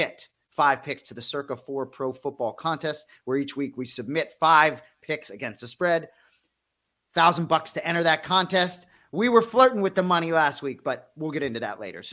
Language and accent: English; Boston, Massachusetts, United States; I'm from Boston